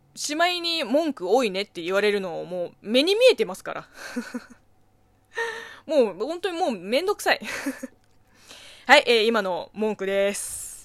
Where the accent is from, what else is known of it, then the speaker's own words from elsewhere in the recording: China; Japanese is a second language; now in Japan; 中国生ま れ、中国育ちの私